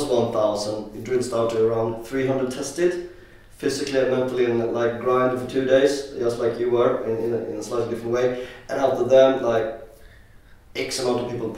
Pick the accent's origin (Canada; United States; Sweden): Sweden; now in London, United Kingdom; I'm from Sweden.